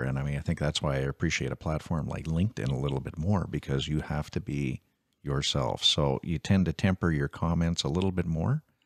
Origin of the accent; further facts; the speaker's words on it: Canada; I'm a Canadian first and foremost.